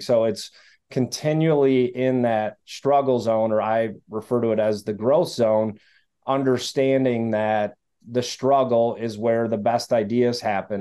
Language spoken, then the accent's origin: English; Detroit, Michigan, United States; I grew up in the Detroit area